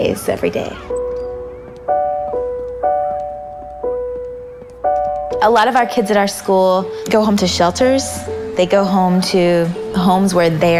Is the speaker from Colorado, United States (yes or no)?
no; Georgia, United States; I grew up in Georgia, mostly at my grandmother's house